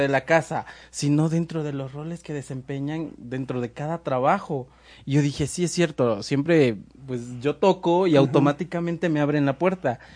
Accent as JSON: {"language": "Spanish", "country": "Mexico"}